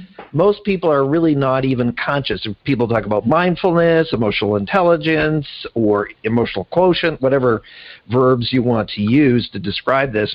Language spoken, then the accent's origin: English; Canada; now being a Canadian